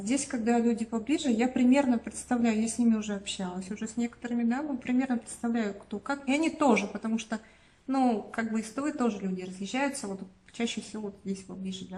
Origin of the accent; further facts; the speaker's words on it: Tuva, Russia; у нас национальная республика, тут менталитет другой получается